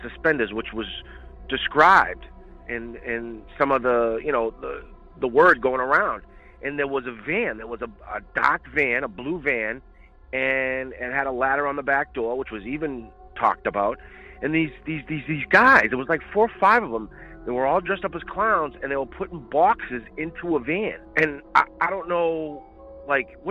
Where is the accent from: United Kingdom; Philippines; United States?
United States; Boston, Massachusetts; I grew up in Boston. I'm from Boston, and I grew up in the inner city in a project in a town called Jamaica Plain